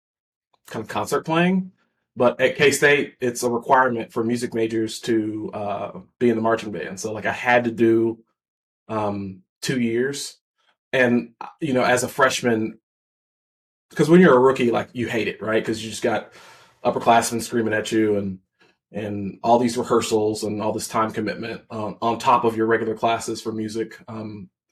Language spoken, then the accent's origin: English; Kansas, United States; I'm actually from Kansas